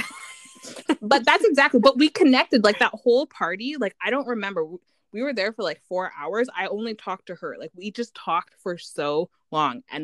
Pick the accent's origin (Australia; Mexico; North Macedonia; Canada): Canada; now in Vancouver, Canada; me being having an American family and then growing up in Canada